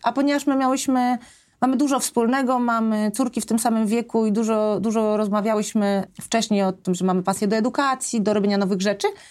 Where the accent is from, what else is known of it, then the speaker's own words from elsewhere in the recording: Poland; wyjechałam z Polski w takich trudnych momentach